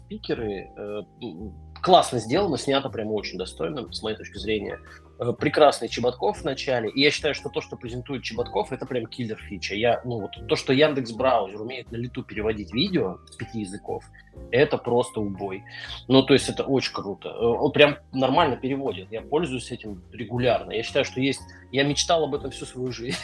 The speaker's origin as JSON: {"language": "Russian", "town": "Omsk", "region": "Omsk Oblast", "country": "Russia", "tie": "born or raised there", "said": "из Омска, моего родного города"}